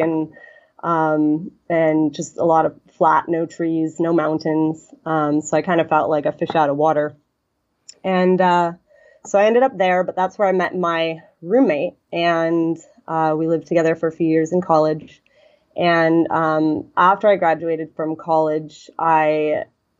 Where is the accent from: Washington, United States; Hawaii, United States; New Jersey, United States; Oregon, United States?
Washington, United States; north of Seattle; moved away as an adult; also born or lived in Tahoe / Buffalo; now in Bahamas; I grew up north of Seattle, about an hour north of Seattle.